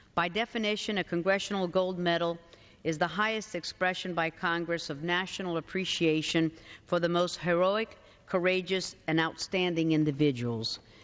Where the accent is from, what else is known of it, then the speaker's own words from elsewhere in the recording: Cuba; now in United States; I was born in Cuba. We had to flee communist aggression and came here to this incredible country, the United States of America.